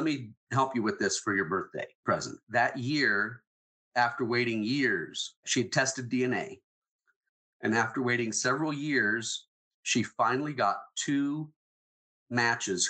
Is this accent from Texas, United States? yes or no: no; John Day, Oregon, United States; my hometown of John Day, Oregon